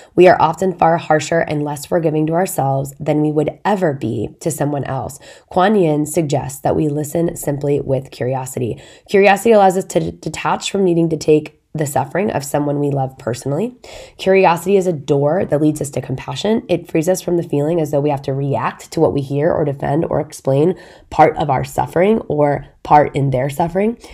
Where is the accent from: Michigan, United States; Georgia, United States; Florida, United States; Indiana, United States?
Indiana, United States; our town has a big lake in it, my hometown.